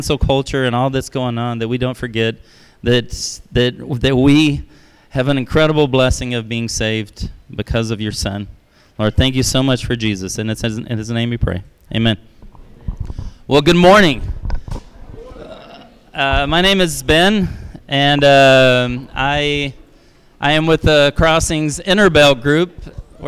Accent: Brazil; moved away; I was raised in Brazil

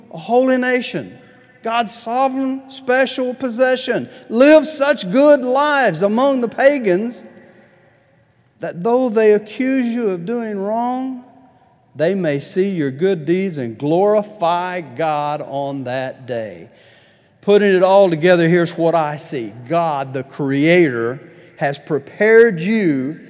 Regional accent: Huntsville, Alabama, United States; now in Tulsa, United States; I'm from Huntsville, Alabama. I'm tired of being from Huntsville, Alabama. I want to move.

